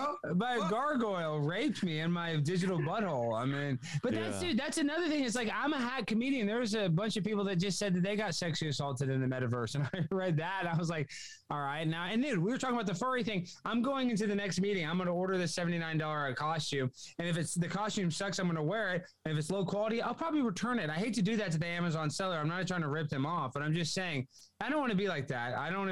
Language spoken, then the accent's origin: English; Dallas, Texas, United States; Dallas, Texas.